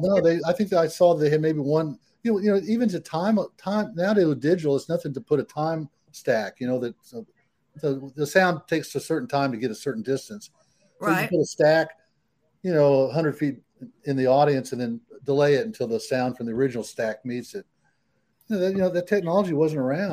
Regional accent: San Antonio, Texas, United States; also born or lived in San Diego, California; I was raised in San Antonio without air conditioning

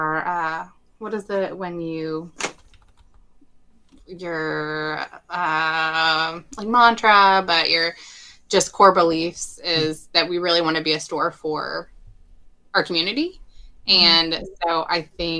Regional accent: Bentonville, Arkansas, United States; also born or lived in Fayetteville, Arkansas; I grew up in Bentonville, which is about 30 miles north

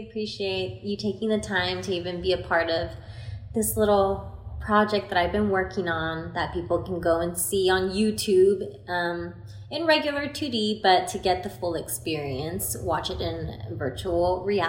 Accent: Austin, Texas, United States; We're from Austin, Texas, and we're in Las Vegas

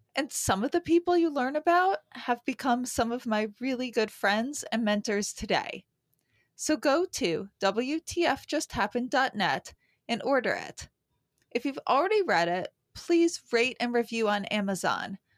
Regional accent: New York City, New York, United States; I'm a New Yorker

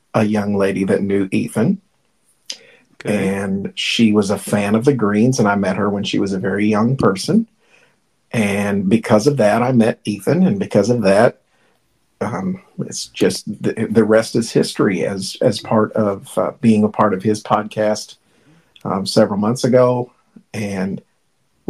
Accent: Indiana, United States; I'm from Indiana, man. I live in Sellersburg

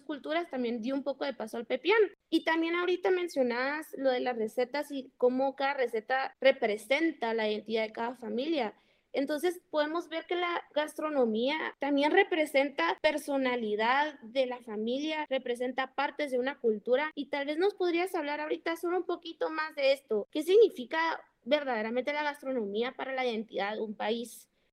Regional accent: Guatemala; nosotros como guatemaltecos

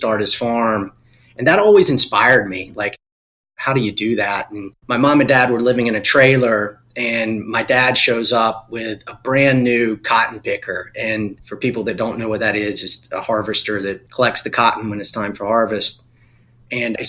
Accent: Eastern North Carolina, United States; I was born and raised in Eastern North Carolina. I'm a farm boy

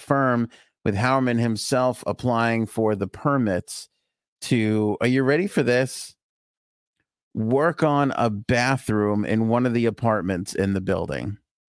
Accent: Bayside, New York, United States; my wife likes to sunbathe out in the backyard, you know, because we're from Bayside. We didn't have yards.

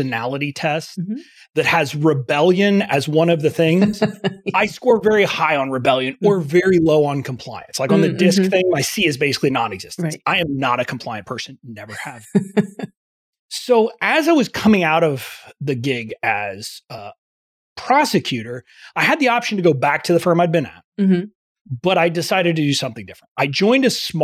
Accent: McAllen, Texas, United States; also born or lived in Fort Worth, Texas; now in Washington, D.C., United States; I am originally from Texas. I'm originally from deep South Texas, okay. McAllen, which is near the Mexican border

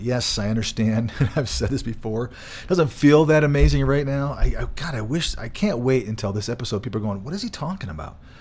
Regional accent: Michigan, United States; moved away; I grew up in Michigan

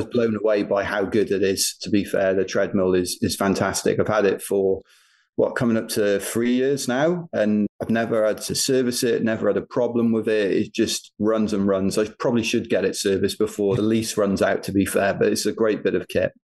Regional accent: United Kingdom; We're British

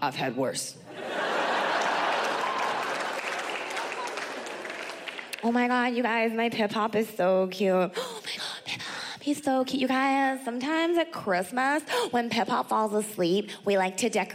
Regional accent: United States; I am very proud to be an American

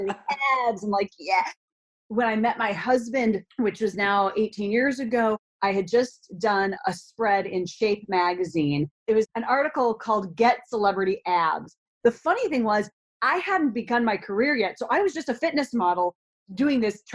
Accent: Minnesota, United States; a young girl growing up in Minnesota

